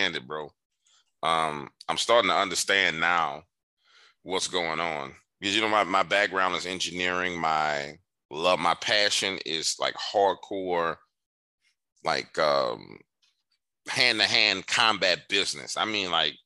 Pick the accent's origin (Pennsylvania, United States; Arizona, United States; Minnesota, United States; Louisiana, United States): Louisiana, United States; New Orleans; growing up in New Orleans